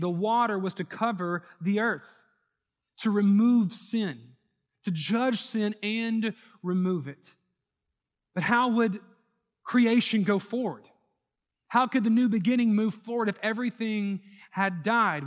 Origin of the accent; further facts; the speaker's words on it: New Orleans, Louisiana, United States; also born or lived in Houston; New Orleans, my hometown